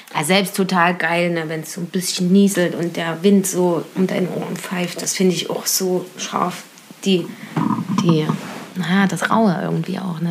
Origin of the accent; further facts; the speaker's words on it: near the Auma reservoir, Thuringia, Germany; Ja, also ich komme aus Kochwitz, das ist bei Weiler. Aumatalsperre ist vielleicht für manchen ein Begriff. Und ja, da bin ich aufgewachsen.